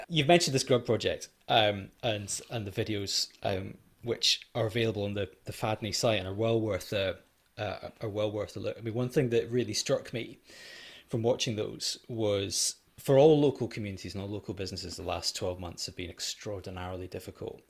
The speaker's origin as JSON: {"language": "English", "town": "Edinburgh", "region": "Scotland", "country": "United Kingdom", "tie": "born or raised there", "moved": "yes", "said": "I grew up in Edinburgh, not far away from Fountain Bridge"}